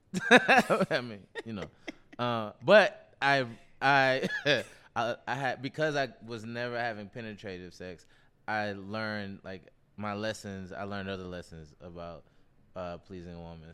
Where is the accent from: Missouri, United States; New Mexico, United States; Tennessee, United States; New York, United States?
Tennessee, United States; Nashville; Baptist, so I'm from Nashville